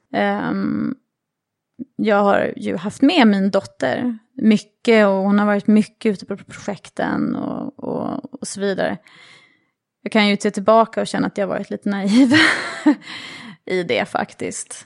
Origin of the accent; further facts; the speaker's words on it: Sweden; moved away as an adult; also born or lived in New York; som svensk